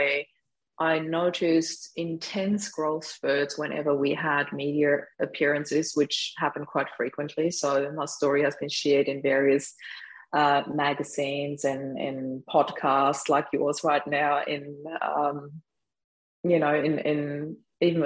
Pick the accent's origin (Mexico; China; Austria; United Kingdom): Austria; Vienna; moved away as an adult; now in Australia; we spent Christmas in Vienna, in my hometown where I was born